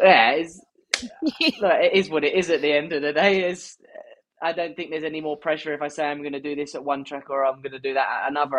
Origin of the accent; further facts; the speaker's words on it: United Kingdom; as British riders